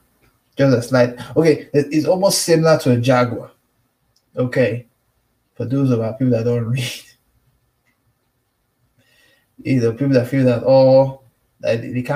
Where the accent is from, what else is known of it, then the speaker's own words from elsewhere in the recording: United States; I'm American. I'm a pro-Tyrone.